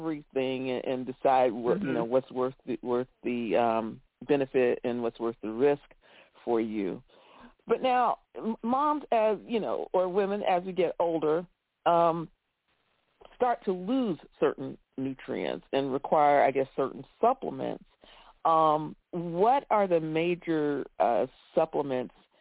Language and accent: English; Florida, United States; here in Florida